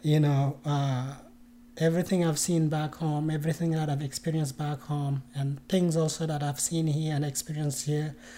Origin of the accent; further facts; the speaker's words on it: Mauritania; moved away as an adult; now in United States; I was born and uh, um, raised in Mauritania, which is in West Africa